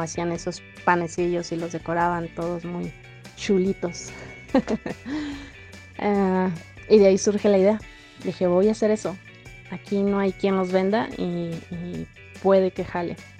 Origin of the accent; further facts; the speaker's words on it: Mexico; muchas de las familias mexicanas hemos, hemos pasado alguna vez